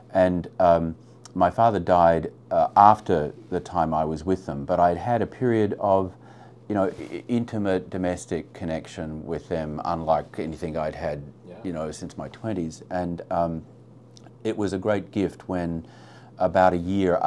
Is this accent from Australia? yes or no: yes; Australia; as an Australian